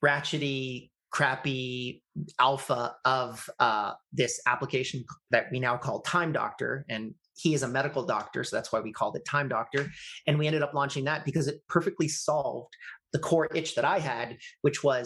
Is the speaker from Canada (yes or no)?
yes; Canada; I'm Canadian